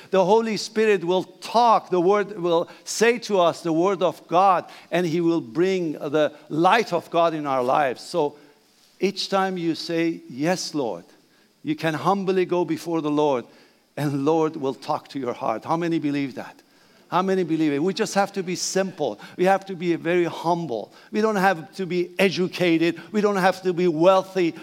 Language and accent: English; Iran; English is a second language; moved away; Please bear my accent, that's okay. I'm Persian